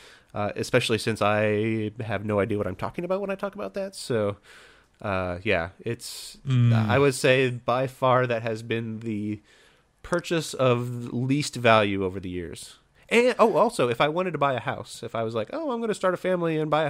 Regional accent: Indiana, United States; now in California, United States; And so I come from Indiana, where housing prices are super cheap, and I moved to a place where housing prices are, I think at this point, it's the most expensive in the country.

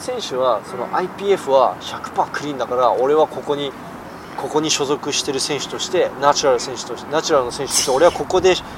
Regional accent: South Korea; moved away

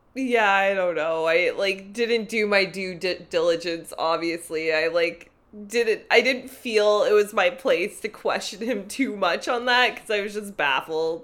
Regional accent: Toronto, Ontario, Canada; I grew up in North York

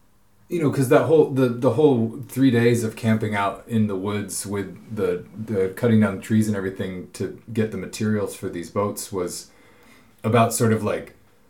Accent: near Port Townsend, Washington, United States; born or raised there; moved away as an adult; now in Norway

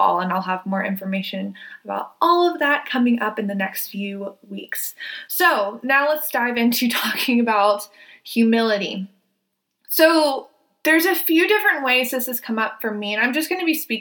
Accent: the South, United States; I was raised in the South. I was raised in probably one of the most racist areas in the country.

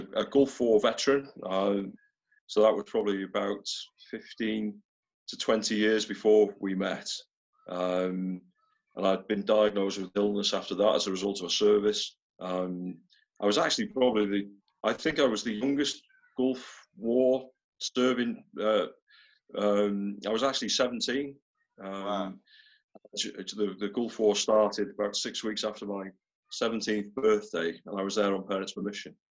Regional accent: North Wales, United Kingdom; now in near Liverpool, United Kingdom; I grew up in North Wales. I grew up in a small town there.

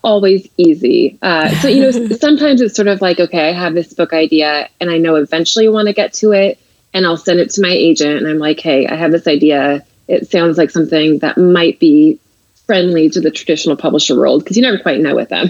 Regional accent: Seattle, Washington, United States; moved away as an adult; now in New York, United States; I'm actually from the Seattle area

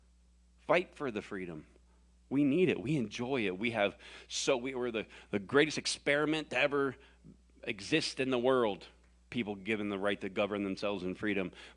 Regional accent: the South, United States; I was born and raised in the South

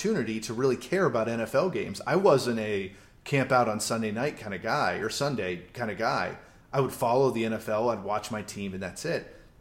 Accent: Phoenix, Arizona, United States; moved away; he's in Phoenix, he's on my hometown

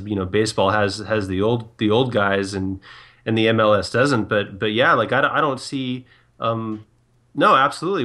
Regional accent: Southern California, United States; also born or lived in San Diego, California / Torrance, California; growing up in Southern California

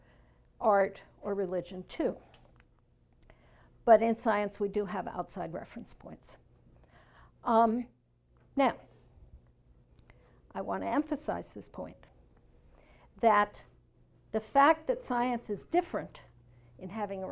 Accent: Northeast, United States; now in Arkansas, United States; And I'm from the Northeast.

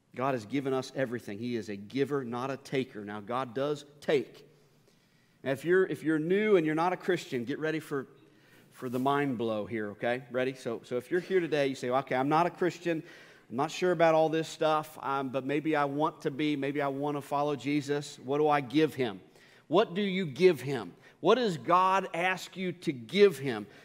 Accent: Northern Kentucky, United States; now in Louisville, United States; I grew up in Northern Kentucky

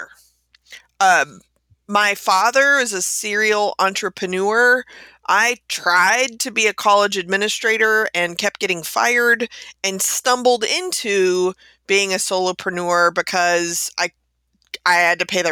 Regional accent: Texas, United States; moved away; I'm being originally from Texas

